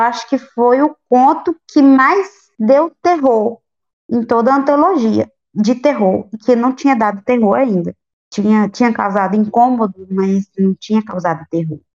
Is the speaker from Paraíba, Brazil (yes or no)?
yes; the homeland of Augusto dos Anjos, Paraíba, Brazil; Não acredito que ele é da minha terra